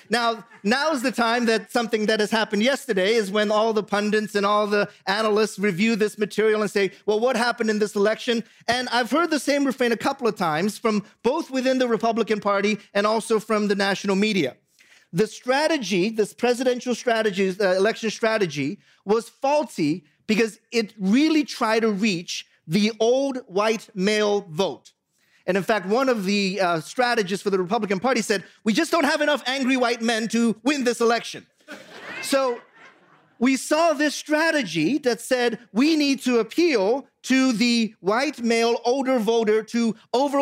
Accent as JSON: {"language": "English", "country": "United States", "tie": "born or raised there", "also_born_or_lived": "Boston area, Massachusetts", "moved": "as an adult", "said": "I grew up in the Washington, D.C., Baltimore area"}